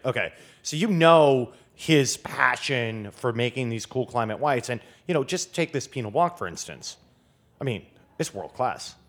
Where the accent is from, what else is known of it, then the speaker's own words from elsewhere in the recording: Grand Rapids, Michigan, United States; now in Washington, D.C., United States; I grew up near Grand Rapids, which is, um, sort of the largest city on the west side, so kind of central lower, lower Michigan